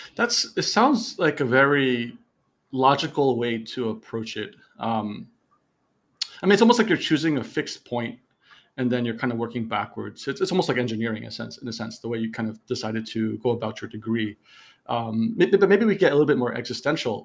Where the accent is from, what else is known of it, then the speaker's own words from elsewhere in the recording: New Jersey, United States; moved away as an adult; now in Malaysia; I'm I'm born from New Jersey